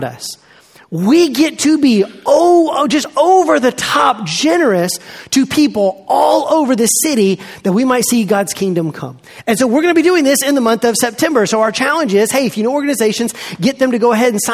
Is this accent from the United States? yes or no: yes; Montgomery, Alabama, United States; I grew up in Montgomery, Alabama, south of here, at Eastern Hills Baptist Church